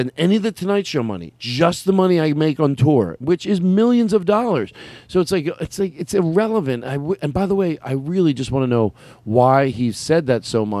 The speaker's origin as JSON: {"language": "English", "region": "Arizona", "country": "United States", "tie": "born or raised there", "said": "Well, I grew up in Arizona."}